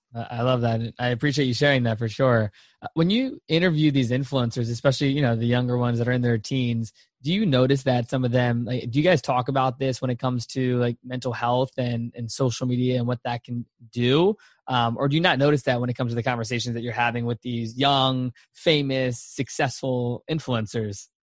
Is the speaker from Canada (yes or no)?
no; Virginia, United States; I'm from Virginia, so East Coast is in my blood for sure.